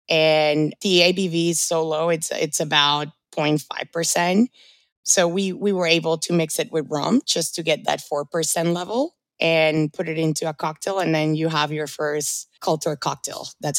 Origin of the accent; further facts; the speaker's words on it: Orlando, Florida, United States; also born or lived in Colombia; now in New York, United States; I moved to the States when I was 12. I'm originally from Colombia. I was raised in Orlando, and I've been living in New York for about 8 years.